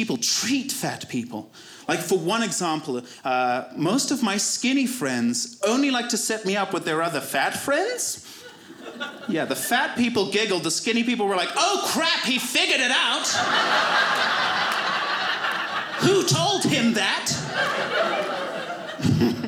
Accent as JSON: {"language": "English", "country": "Zimbabwe", "tie": "born or raised there", "moved": "yes", "said": "My whole community believed that in Zimbabwe"}